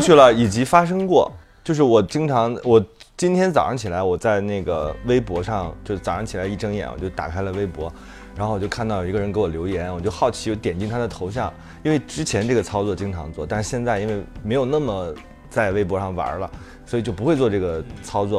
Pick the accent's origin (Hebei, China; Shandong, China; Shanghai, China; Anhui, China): Hebei, China; Shijiazhuang; 我天津的一个哥来我家玩儿，然后就带着我和我哥去一个，就石家庄第一个肯德基